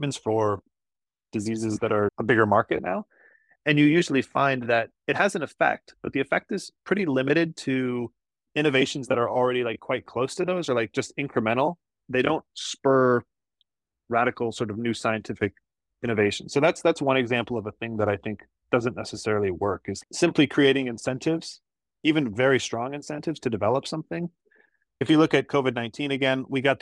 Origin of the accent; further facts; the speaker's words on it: Iowa, United States; In my home state of Iowa, we grow a lot of corn